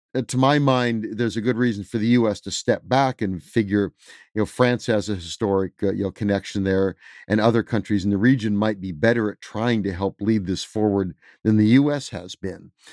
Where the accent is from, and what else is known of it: United States